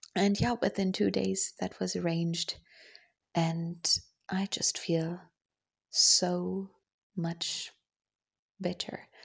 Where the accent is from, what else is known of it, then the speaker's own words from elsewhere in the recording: Germany; English is a second language; as a German